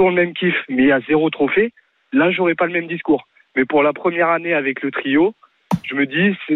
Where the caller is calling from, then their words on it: Le Mans, Pays de la Loire, France; Moi je suis du Mans.